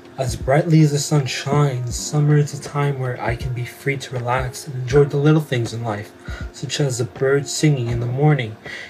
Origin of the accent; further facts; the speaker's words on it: Montreal, Quebec, Canada; I'm from Montreal, Quebec.